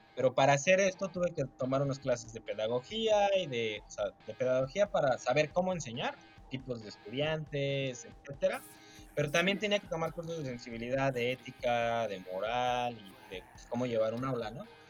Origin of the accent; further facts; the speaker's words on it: Mexico; a mí como mexicano